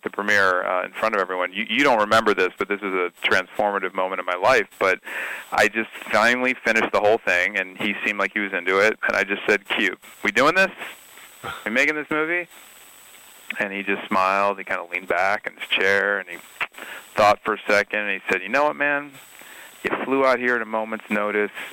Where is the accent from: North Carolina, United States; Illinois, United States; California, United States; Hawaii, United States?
Illinois, United States; Highland Park; I grew up in the 80s in suburban Chicago in Highland Park, Illinois